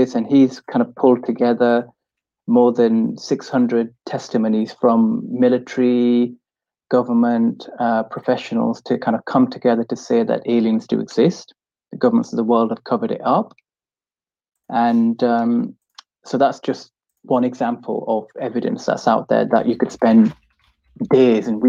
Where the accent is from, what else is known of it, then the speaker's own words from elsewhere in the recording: United Kingdom; I'm from Britain myself